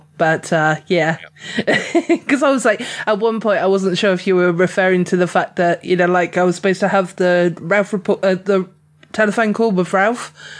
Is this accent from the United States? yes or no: no; England, United Kingdom; I'm highly sunburnt because I'm definitely an English rose, you know.